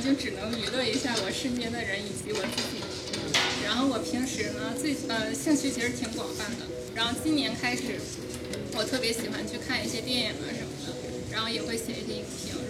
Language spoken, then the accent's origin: Chinese; Northeast China, China; moved away as an adult; now in Shenzhen, China; 我是东北人，然后就是来深圳大概也四五年左右的样子。